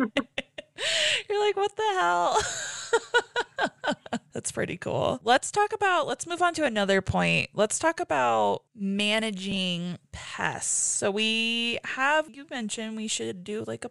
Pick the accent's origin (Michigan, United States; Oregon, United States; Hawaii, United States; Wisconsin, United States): Hawaii, United States; now in Colorado, United States; I grew up in Hawaii